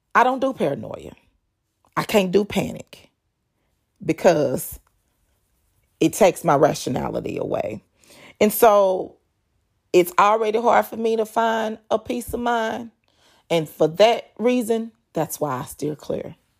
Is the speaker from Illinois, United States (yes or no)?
no; North Texas, United States; moved away as an adult; now in Texas Gulf Coast, United States; I was raised in North Texas